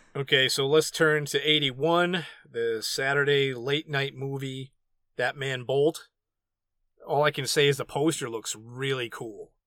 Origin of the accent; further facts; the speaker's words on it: New England, United States; the New Englander